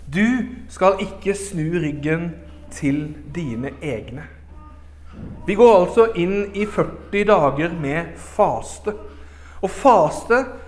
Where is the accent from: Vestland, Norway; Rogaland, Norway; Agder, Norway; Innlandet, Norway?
Agder, Norway; Arendal; moved away; also born or lived in Oslo / Herøy; Jeg vokste opp i Arendal frikirke